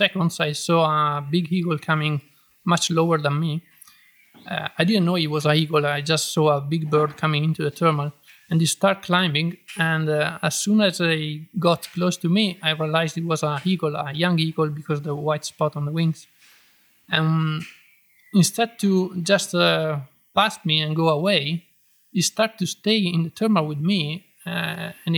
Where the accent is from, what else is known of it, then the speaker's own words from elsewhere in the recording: Trentino-Alto Adige, Italy; English is a second language; moved away; I born in Trentino and I was flying there, my home area